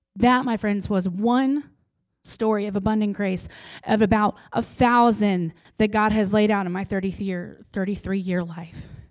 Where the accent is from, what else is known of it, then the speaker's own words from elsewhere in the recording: Bosworth, Missouri, United States; moved away as an adult; now in Chillicothe, United States; I grew up in Bosworth